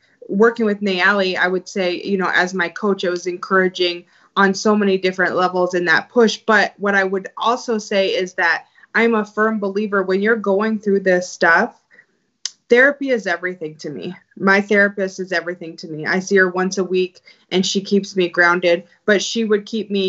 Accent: Montana, United States; I grew up in Montana

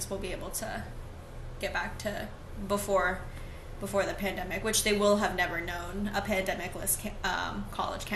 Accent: Maine, United States; I'm from Maine

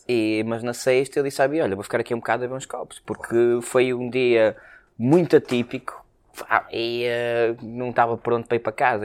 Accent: Porto, Norte, Portugal; sendo nós uh, uh, portuenses com orgulho

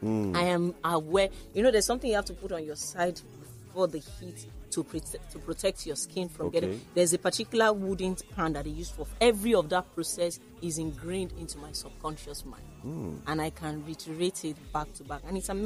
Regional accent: Waterside, Ogun State, Nigeria; You know, and the one from my hometown, Waterside, is one of the best. And part of my plan, really, is to put Waterside garri on the map.

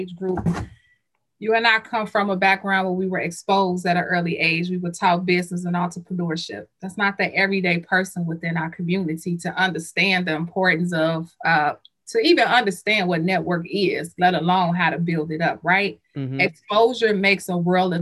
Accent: Chicago, Illinois, United States; also born or lived in Roseland, Chicago; born and raised in Englewood and who live in Roseland

